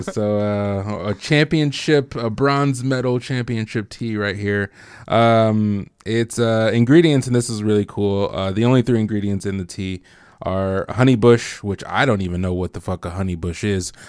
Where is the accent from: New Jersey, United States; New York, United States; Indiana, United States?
Indiana, United States; Bloomington; I was from Bloomington. Like, I went to Bloomington High School